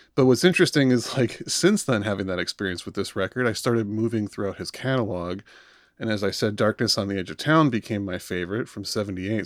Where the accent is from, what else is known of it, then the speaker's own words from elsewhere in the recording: Michigan, United States; now in East Coast, United States; I'm East Coast now, but we're all originally from Michigan. We're all Midwesterners